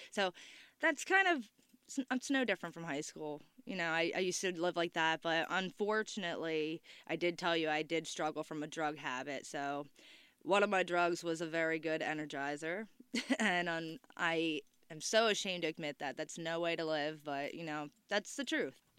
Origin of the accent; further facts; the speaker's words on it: Cape May, New Jersey, United States; Exit Zero is my hometown